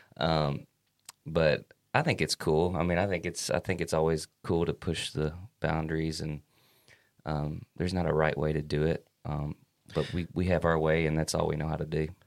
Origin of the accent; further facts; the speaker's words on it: Kentucky, United States; we're from Kentucky, and our Kentucky roots always make their way through the music